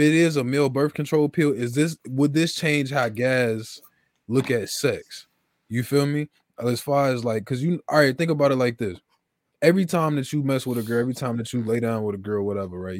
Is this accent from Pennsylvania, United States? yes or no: yes; Philadelphia, Pennsylvania, United States; I'm from West Philly